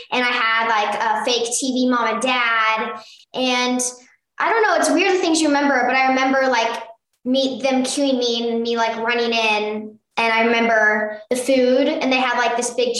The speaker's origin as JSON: {"language": "English", "town": "Burbank", "region": "California", "country": "United States", "tie": "born or raised there", "said": "Me and my mom were born right here in Burbank"}